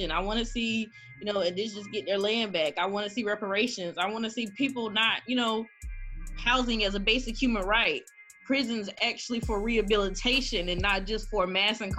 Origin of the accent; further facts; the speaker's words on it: the South, United States; Oh, so many people, uh, especially in growing up in South in the South, a lot of people